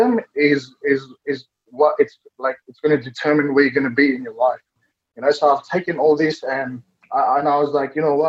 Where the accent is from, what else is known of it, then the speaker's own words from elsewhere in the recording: Fiji; now in Sydney, Australia; I was born in Fiji as well